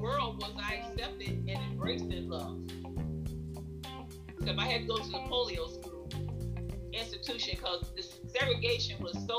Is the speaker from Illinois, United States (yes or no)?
yes; Chicago, Illinois, United States; I was born in the Windy City